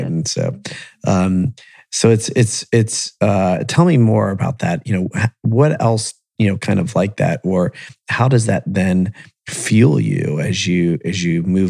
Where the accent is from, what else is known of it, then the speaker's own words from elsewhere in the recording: Columbus and Akron, Ohio, United States; I grew up in Columbus and Akron.